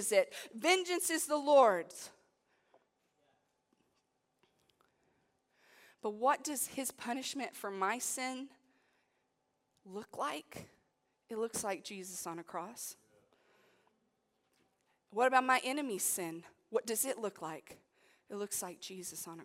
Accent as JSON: {"language": "English", "country": "United States", "said": "I come as a Christian who happens to be American."}